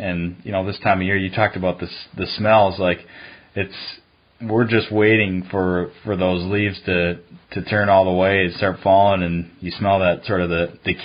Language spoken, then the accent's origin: English; Duluth, Minnesota, United States; I grew up in Duluth